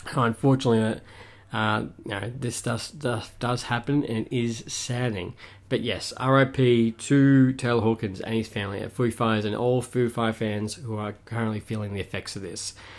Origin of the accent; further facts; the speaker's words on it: Melbourne, Victoria, Australia; my hometown, Australia, Melbourne